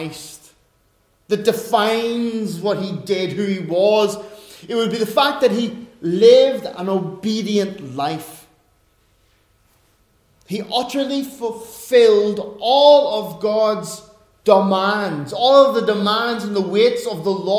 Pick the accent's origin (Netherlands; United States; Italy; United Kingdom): United Kingdom; Northern Ireland; As an Irishman, as a Northern Irishman, as a Northern Irish Protestant